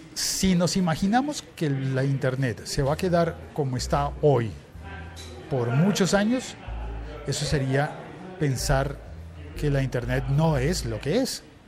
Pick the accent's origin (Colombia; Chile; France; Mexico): Colombia